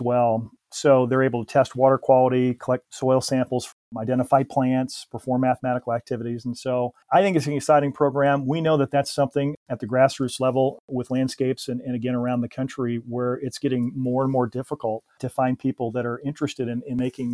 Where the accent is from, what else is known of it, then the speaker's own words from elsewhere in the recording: Indiana, United States; my home state of Indiana